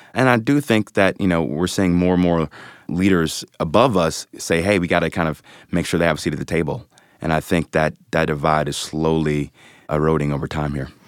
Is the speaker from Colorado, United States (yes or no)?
no; Cleveland, Ohio, United States; moved away as an adult; also born or lived in New York City; born and raised in the Mount Pleasant, Corlett neighborhood of Cleveland, southeast side of the city